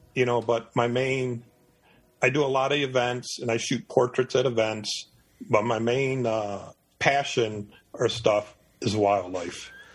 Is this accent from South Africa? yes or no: no; Detroit, Michigan, United States; moved away as an adult; now in Eastern North Carolina, United States; I was born in Detroit, Michigan. I lived in Michigan for 51 years